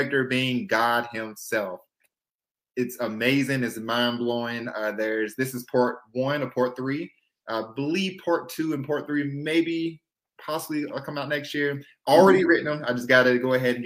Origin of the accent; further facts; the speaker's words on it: Louisville, Kentucky, United States; also born or lived in North Carolina; now in Charlotte, United States; I'm from the hood parts of it, so it was pretty rough back when I was there